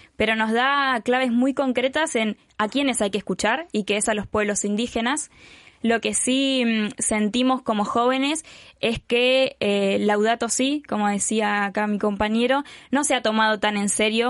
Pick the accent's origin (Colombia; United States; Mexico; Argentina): Argentina; Patagonia; Venimos desde Guatemala, en mi caso de Argentina